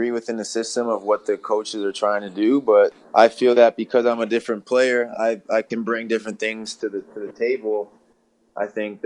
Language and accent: English; Canada